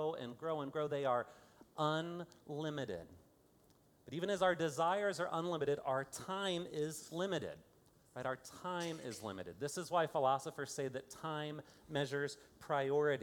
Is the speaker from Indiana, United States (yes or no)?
yes; Fort Wayne, Indiana, United States; now in Kansas City, United States; I am from Fort Wayne, Indiana